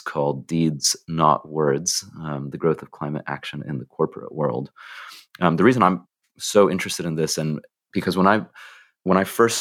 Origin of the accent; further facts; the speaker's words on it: United States; accent: American; my American accent